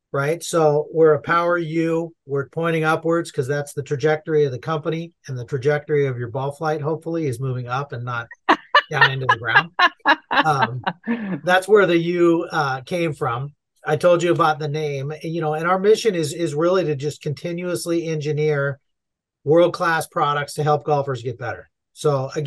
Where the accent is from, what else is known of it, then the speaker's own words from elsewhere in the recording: Southern California, United States; I'm born and raised in Southern California